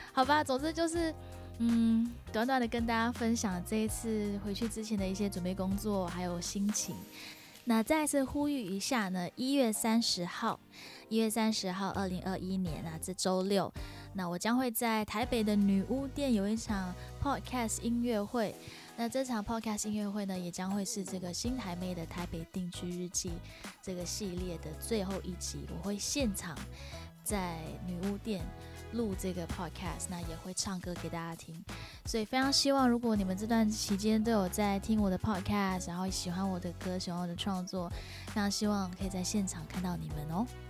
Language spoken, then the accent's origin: Chinese; Singapore; now in Taipei, Taiwan; 我是新加坡人嘛